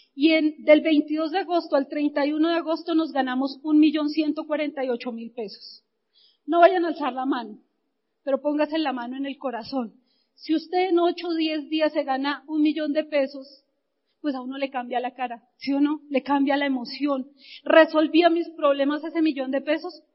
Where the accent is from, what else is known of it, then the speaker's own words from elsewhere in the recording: Bogotá, Colombia; Yo nací, viví, crecí en Ciudad Bolívar